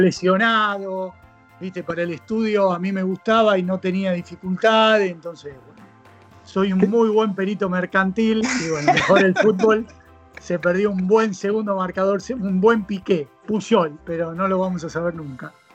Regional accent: Buenos Aires, Argentina; soy argentino, soy nacido aquí en Buenos Aires, hace ya 45 años

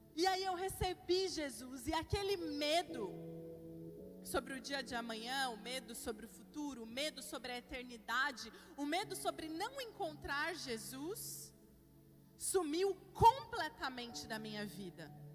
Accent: Curitiba, Paraná, Brazil; moved away as an adult; also born or lived in United States; now in São Paulo, Brazil; Eu de fato sou de Curitiba, gente, mas recentemente me mudei para São Paulo

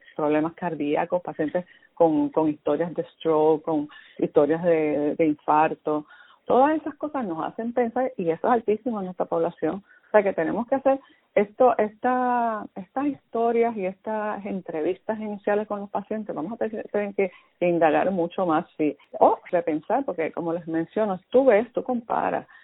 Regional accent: Puerto Rico; nosotros somos parte de Estados Unidos

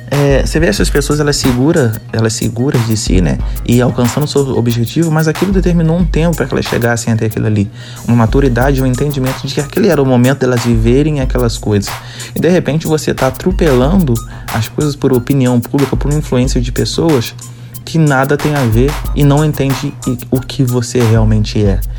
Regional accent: Rio de Janeiro, Brazil; accent: carioca; Eu tava bem mais puxado meu sotaque carioca.

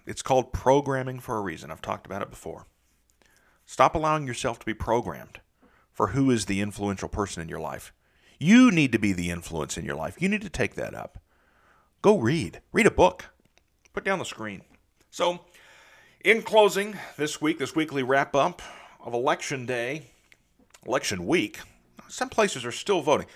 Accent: Southeastern Ohio, United States; now in Nashville, United States; I grew up in the Midwest, in Southeastern Ohio

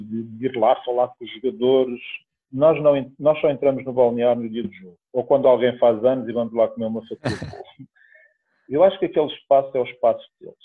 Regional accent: Portugal; also born or lived in Oliveira de Azeméis; é a cidade onde eu nasci

